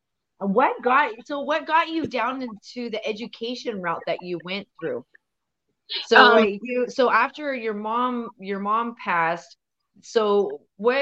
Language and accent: English; Portland, Oregon, United States; also born or lived in Fort Hall; I grew up here in Southeast Portland.